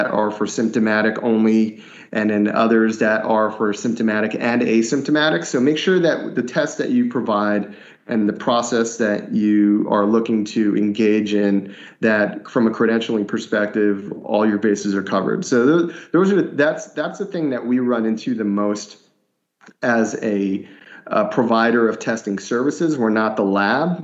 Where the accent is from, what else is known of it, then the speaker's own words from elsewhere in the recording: Northeast, United States; now in Southeast, United States; I grew up in the Northeast